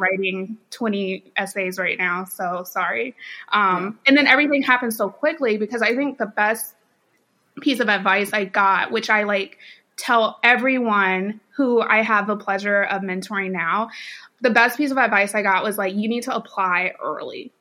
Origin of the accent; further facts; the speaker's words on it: Champaign, Illinois, United States; moved away as an adult; also born or lived in North Carolina / St. Louis, Missouri; now in Dallas, United States; born and raised in Champaign, Illinois, actually. So I am a Northerner